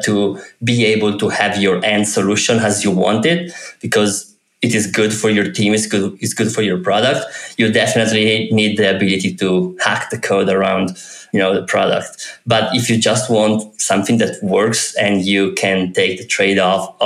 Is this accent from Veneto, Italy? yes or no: no; Turin, Piedmont, Italy; I'm from Italy, and I'm from Turin, from the Alps, really close to the Alps